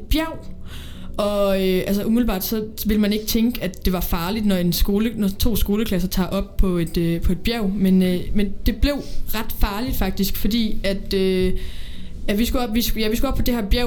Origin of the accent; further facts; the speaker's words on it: Odense, Southern Denmark, Denmark; lilleskolen i Odense. Jeg kommer fra Odense